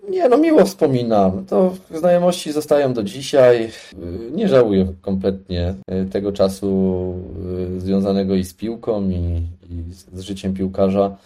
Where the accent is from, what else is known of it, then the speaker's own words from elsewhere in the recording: Tarnów, Lesser Poland, Poland; urodziłem się w Tarnowie i całą swoją młodość y, spędziłem w Tarnowie.